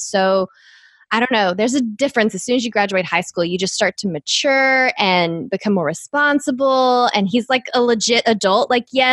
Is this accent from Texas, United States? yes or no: yes; East Texas, United States; accent: East Texas; My East Texas accent